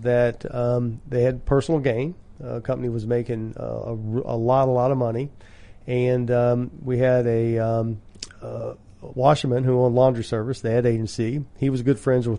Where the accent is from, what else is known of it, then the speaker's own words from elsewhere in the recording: Louisville, Kentucky, United States; my community, Louisville, Kentucky